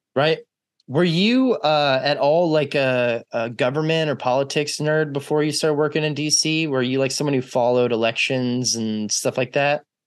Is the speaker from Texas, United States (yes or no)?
yes; Texas, United States; I was raised in Texas